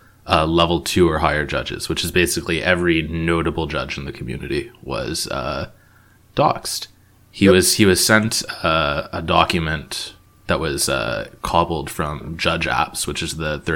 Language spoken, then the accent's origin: English; Toronto, Ontario, Canada; I'm from Toronto, Canada